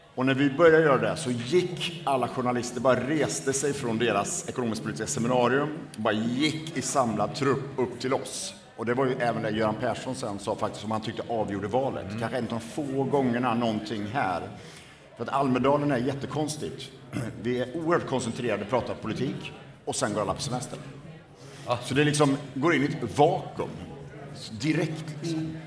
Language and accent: Swedish; Borås, Västra Götaland, Sweden; min bakgrund är att jag är född och uppvuxen i Borås